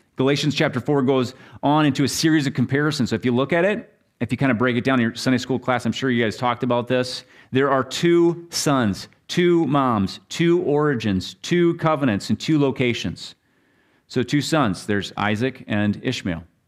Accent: Minnesota, United States; I'm from Minnesota and all the lakes

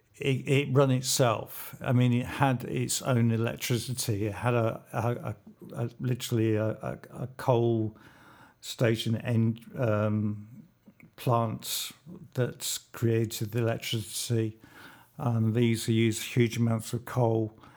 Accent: London, United Kingdom; I was born in London at King's College Hospital.

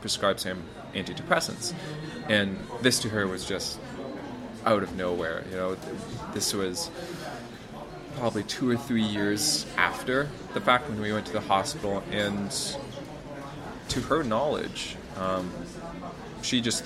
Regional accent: Canada; moved away as an adult; also born or lived in Hungary / China / Netherlands; now in Poland; I am from Canada.

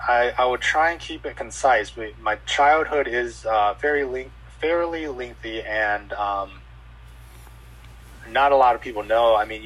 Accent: Mobile, Alabama, United States; born there; also born or lived in San Luis Obispo, California / Minnesota; I was born in Mobile, Alabama. We stayed there for a little bit, and then we ended up moving to California, SLO County, San Luis Obispo.

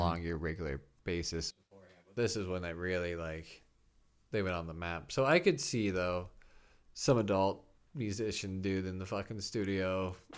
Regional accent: Midwest, United States; I'm a kid from the Midwest.

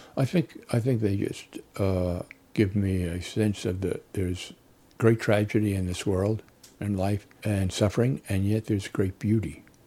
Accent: New Jersey, United States; also born or lived in Illinois; now in Arizona, United States; I grew up in New Jersey and moved to Illinois, then Arizona

